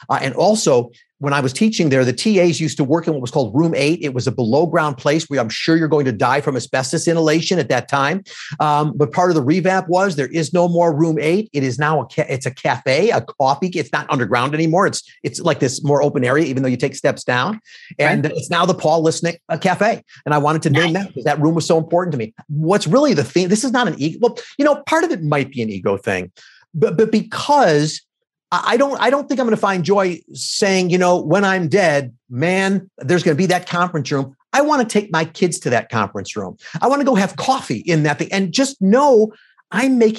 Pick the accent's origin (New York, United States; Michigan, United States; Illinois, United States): Illinois, United States; Skokie; I grew up in Skokie, Illinois